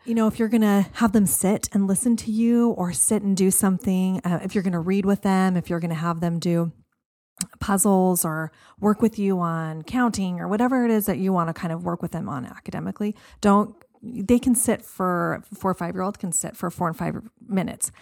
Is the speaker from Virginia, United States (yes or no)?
no; Arizona, United States; I grew up here. I grew up in Arizona.